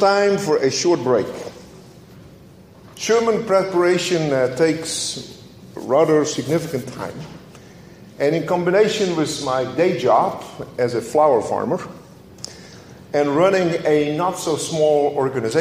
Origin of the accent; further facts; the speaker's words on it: Netherlands; moved away; as a child growing up in Holland